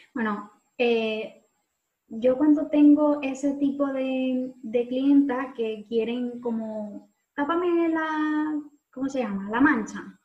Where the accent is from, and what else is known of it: Venezuela; moved away